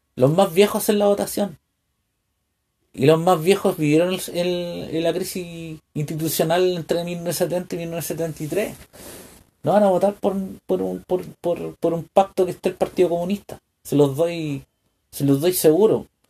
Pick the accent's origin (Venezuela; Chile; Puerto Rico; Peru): Chile; como un, chileno